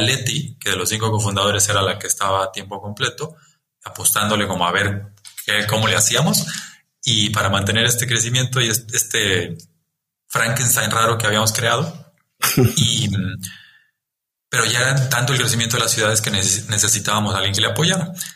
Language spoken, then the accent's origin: Spanish; Chiapas, Mexico; el haber nacido y crecido en Chiapas me marcó